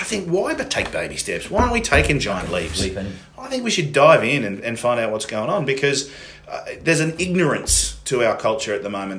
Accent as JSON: {"language": "English", "country": "Australia"}